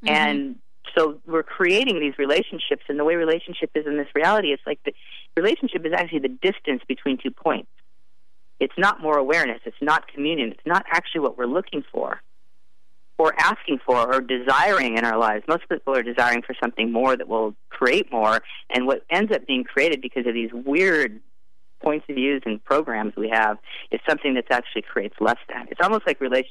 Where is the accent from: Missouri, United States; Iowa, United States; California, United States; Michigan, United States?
California, United States; Santa Fe; my hometown, Santa Fe, California